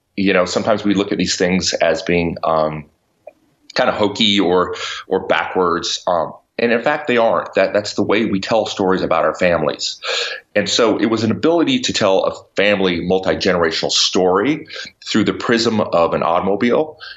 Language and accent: English; New Mexico, United States; moved away; also born or lived in New York City; I grew up in New Mexico on a ranch